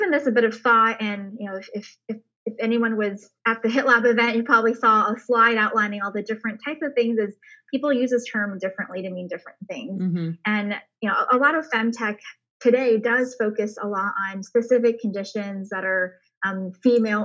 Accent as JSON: {"language": "English", "region": "Michigan", "country": "United States", "tie": "born or raised there", "also_born_or_lived": "China", "said": "my family is originally from China, and we moved to Michigan when I was a toddler. So grew up there"}